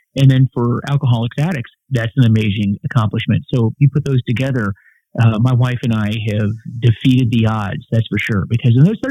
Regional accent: Clearwater, Florida, United States; moved away; I grew up in Clearwater, Florida, which is a retirement community.

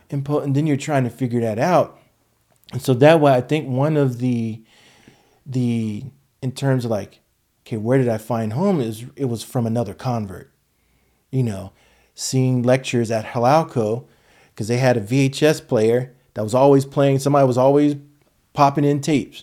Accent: United States; Black American, you know, and descendant of, you know, slaves

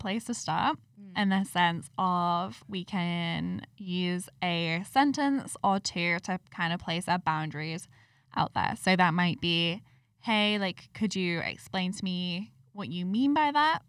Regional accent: United Kingdom; I'm British

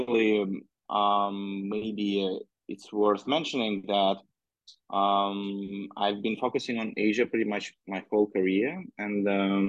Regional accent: Russia; moved away as an adult; also born or lived in Moscow, Russia / Berlin, Germany / Beijing, China; I'm originally from Russia

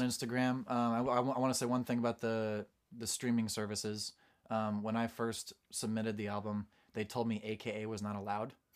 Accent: Portland, Oregon, United States; now in Nashville, United States; I was born in Portland, Oregon

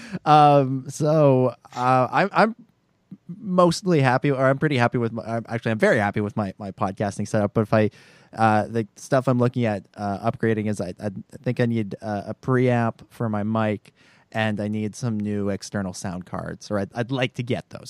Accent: Canada; as a Canadian

